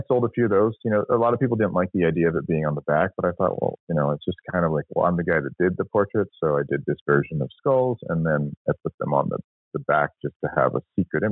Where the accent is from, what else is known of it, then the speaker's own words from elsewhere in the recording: San Francisco, California, United States; I grew up in San Francisco, born in the late 70s